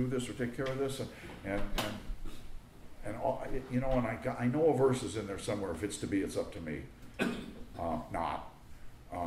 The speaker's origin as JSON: {"language": "English", "town": "New York City", "region": "New York", "country": "United States", "tie": "born or raised there", "also_born_or_lived": "South Florida / North Carolina", "moved": "yes", "said": "I grew up in New York City."}